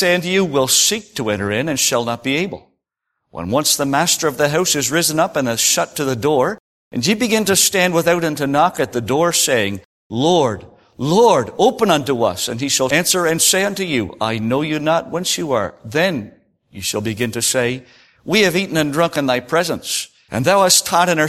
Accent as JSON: {"language": "English", "region": "Prince Edward Island", "country": "Canada", "said": "I come from Prince Edward Island, and, you know, we're a bit laid back, we're old-fashioned"}